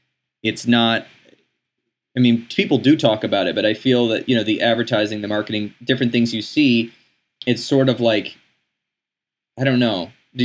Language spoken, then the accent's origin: English; United States; growing up in the United States, in our Western mindset